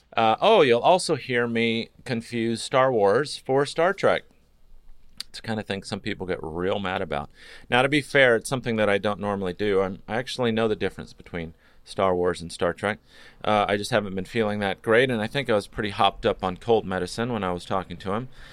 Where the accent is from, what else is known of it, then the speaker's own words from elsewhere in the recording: California, United States; when you're from California